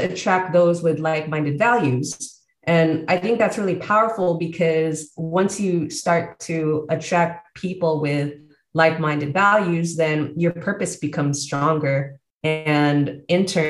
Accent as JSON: {"language": "English", "town": "San Jose", "region": "California", "country": "United States", "tie": "born or raised there", "also_born_or_lived": "Bay Area, California", "moved": "as an adult", "lives_now": "Baja California, Mexico", "said": "born and raised in San Jose, California, and have lived all over the Bay Area"}